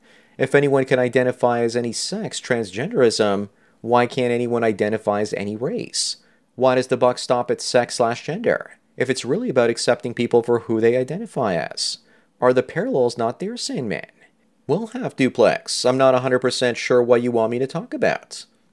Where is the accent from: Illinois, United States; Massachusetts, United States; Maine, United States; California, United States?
California, United States; I'm a black male in my mid-30s, growing up in Southern California, in a small mountain town, mostly white.